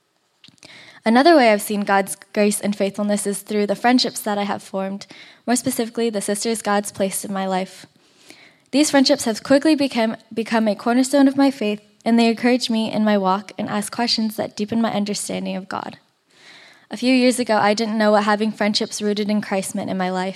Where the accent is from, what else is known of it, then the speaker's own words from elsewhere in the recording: Torrance, California, United States; I grew up here in Torrance